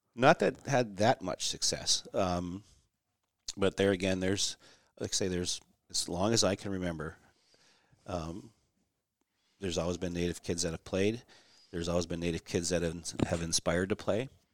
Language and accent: English; Warroad, Minnesota, United States; also born or lived in Bemidji, Minnesota; I was born in the late sixties, so I grew up there, went to school there.